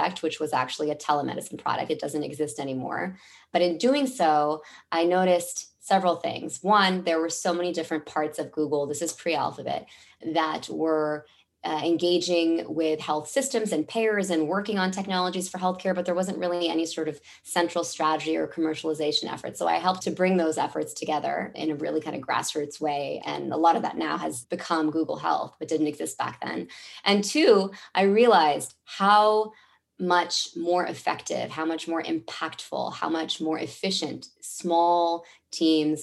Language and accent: English; Mountain View, California, United States; moved away as an adult; also born or lived in Washington, D.C.; my hometown of the Bay Area? I was born in Mountain View.